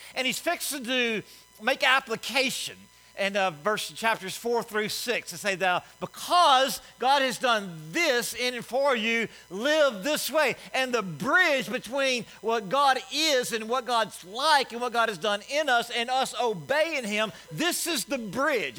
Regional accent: Alabama, United States; I'm from Alabama

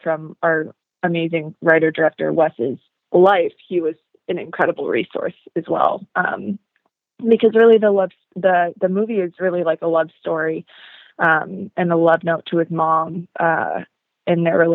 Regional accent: Seattle, Washington, United States; my life growing up in Seattle

